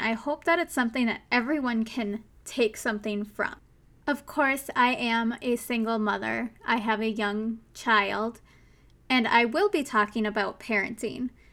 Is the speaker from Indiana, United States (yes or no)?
no; Minnesota, United States; accent: Minnesotan; my accent, my Minnesotan accent